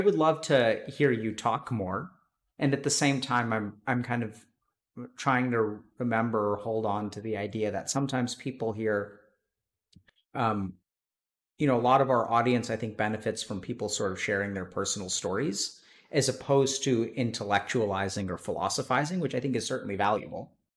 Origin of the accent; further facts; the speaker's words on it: East Texas, United States; moved away as an adult; also born or lived in Austin, Texas; I grew up in Texas, East Texas